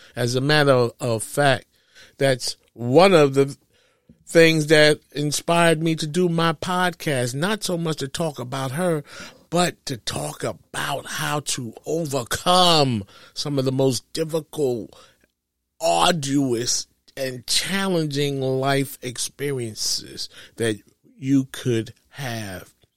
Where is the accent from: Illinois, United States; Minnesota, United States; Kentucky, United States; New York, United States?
New York, United States; New York City; growing up in New York City